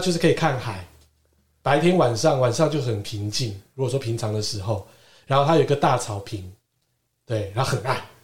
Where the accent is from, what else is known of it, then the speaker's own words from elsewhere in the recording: Keelung, Taiwan; 对我们基隆人来讲